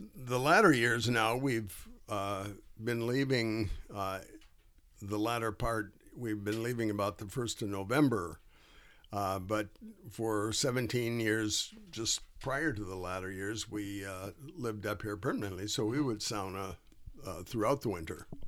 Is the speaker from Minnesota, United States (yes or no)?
yes; Duluth, Minnesota, United States; my family has been in northern Minnesota all of my life. I was born in Duluth